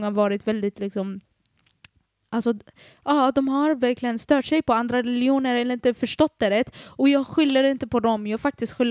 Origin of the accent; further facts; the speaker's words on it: Iraq; moved away; Dock så är jag från Irak